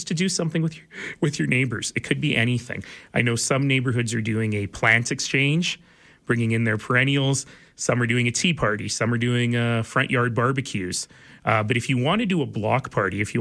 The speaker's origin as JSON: {"language": "English", "country": "Canada", "said": "we're Canadian"}